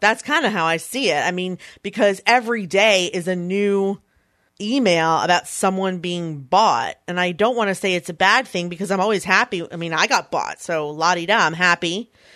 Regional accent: Philadelphia, Pennsylvania, United States; in Philadelphia, my hometown

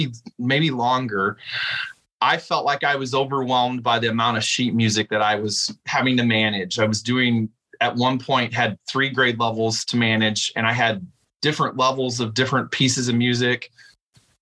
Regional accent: Elkhart, Indiana, United States; also born or lived in Muncie, Indiana / Houston, Texas / Mishawaka, Indiana; I grew up in the Elkhart Community Schools

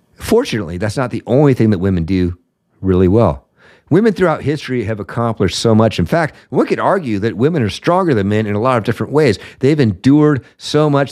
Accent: Seattle, Washington, United States; my hometown of Seattle

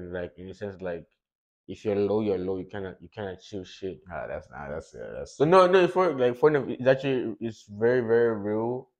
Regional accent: Nigeria; now in Los Angeles, United States; as a Nigerian man coming here

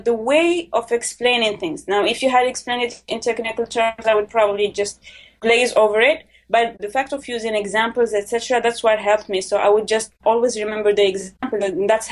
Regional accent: Morocco; I'm from Morocco

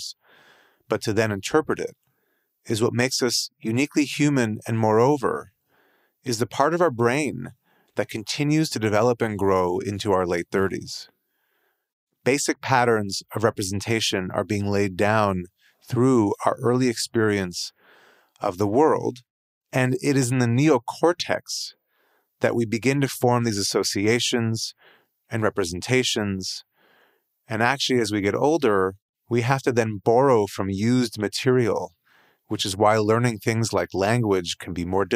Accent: Canada; as a Canadian

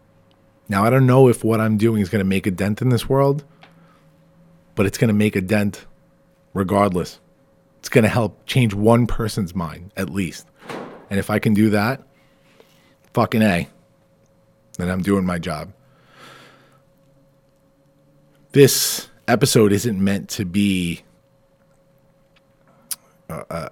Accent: Farmingdale, New York, United States; my hometown of Farmingdale

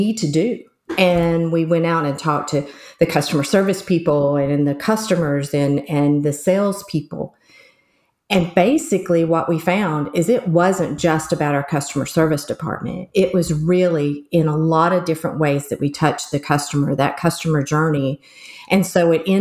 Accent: West Virginia, United States; accent: southern; I'm also from the U.S. and most specifically sort of southern U.S., more like hillbilly. So I was from West Virginia.

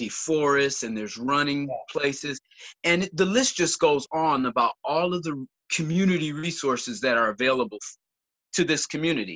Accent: Carlton area, Michigan, United States; moved away as an adult; also born or lived in Saginaw, Michigan / Baton Rouge, Louisiana; now in Midland, United States; I grew up in the Carlton area and I spent an extensive amount of time in Saginaw.

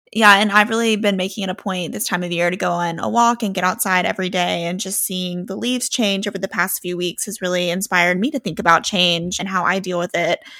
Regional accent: Oxford, Mississippi, United States; We are home for Thanksgiving

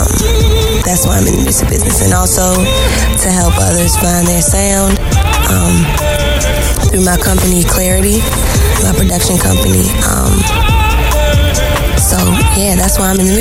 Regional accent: Baltimore, Maryland, United States; I'm from Baltimore, Maryland

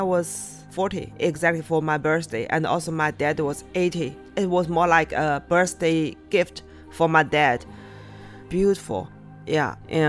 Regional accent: Yumen, Gansu, China; moved away; I was born in Yumen, close to Dunhuang

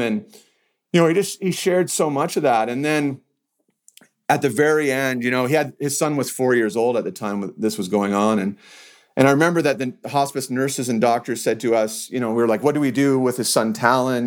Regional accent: Canada; also born or lived in Calgary, Alberta; I'm from Canada. I'm in Calgary, Alberta

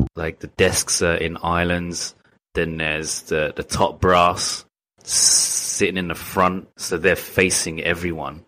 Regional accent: England, United Kingdom; moved away as an adult; now in Japan; I'm from England

